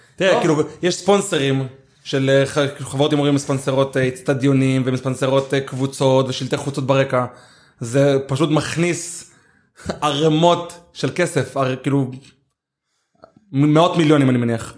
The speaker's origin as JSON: {"language": "Hebrew", "town": "Ashkelon", "region": "Southern District", "country": "Israel", "tie": "born or raised there", "said": "אני גדלתי באשקלון והתחנכתי באשקלון וכל החברים שלי אשקלונים"}